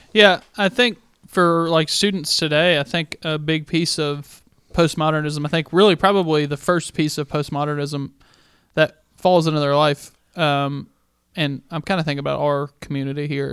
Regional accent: the Bible Belt, United States; now in Albuquerque, United States; I grew up in Bible Belt

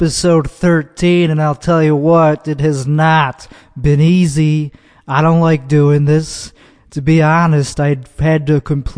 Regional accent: Chicago suburbs, Illinois, United States; moved away; Not from the city, I'm from the suburbs of Chicago, which is called Chicago land

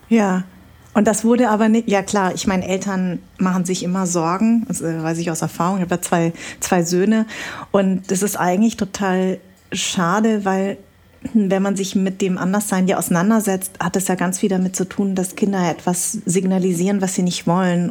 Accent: Darmstadt, Hesse, Germany; also ich bin ja auch Hessin. Mhm. Ich bin in Darmstadt geboren.

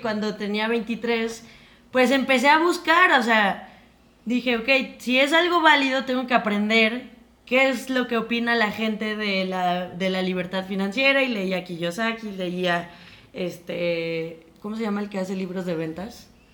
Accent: Mexico; como mexicanos

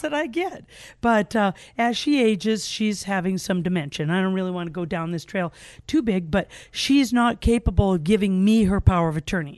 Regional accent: Gakona, Alaska, United States; also born or lived in Cordova, Alaska; I was raised in the Glen Allen, Gokana area

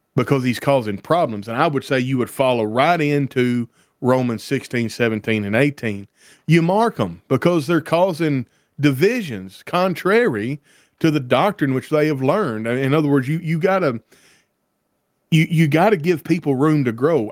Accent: Deep South, United States; I grew up in the South and in the Deep South

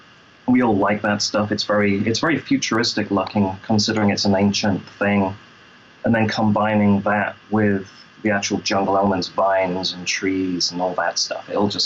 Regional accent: Lincoln, East Midlands, United Kingdom; also born or lived in London; I'm British, yeah. I'm from Lincoln originally, London for a couple of years, and my accent changed. Then I moved over here and my accent changed again.

